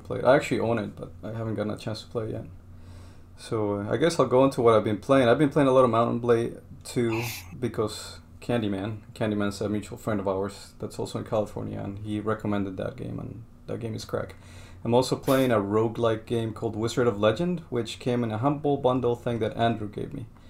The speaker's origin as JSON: {"language": "English", "country": "Colombia", "moved": "yes", "said": "I'm from Colombia"}